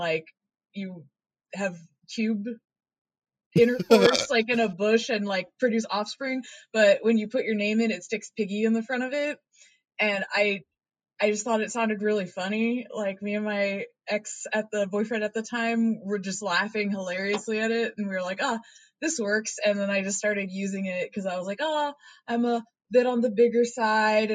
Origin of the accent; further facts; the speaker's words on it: Oregon, United States; moved away; So I'm originally from Oregon